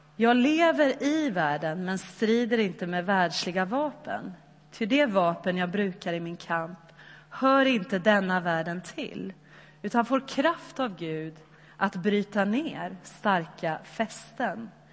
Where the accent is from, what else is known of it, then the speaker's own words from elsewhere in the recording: Sweden; oss som svenskar